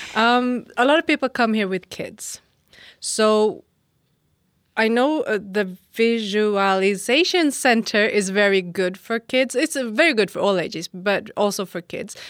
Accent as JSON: {"language": "English", "town": "Norrköping", "region": "Östergötland", "country": "Sweden", "said": "I'm from Norrköping."}